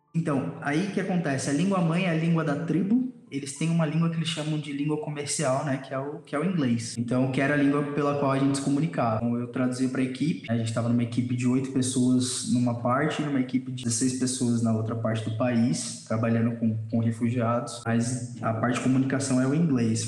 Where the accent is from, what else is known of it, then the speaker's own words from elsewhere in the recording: Brazil; a gente é brasileiro